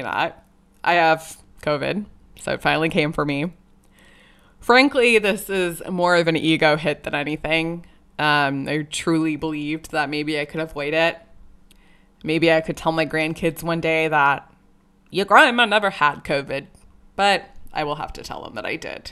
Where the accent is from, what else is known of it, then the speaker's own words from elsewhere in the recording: California, United States; also born or lived in San Jose, California / Pleasanton, California / India; We both grew up in a very non-representative, diverse town of Pleasanton, California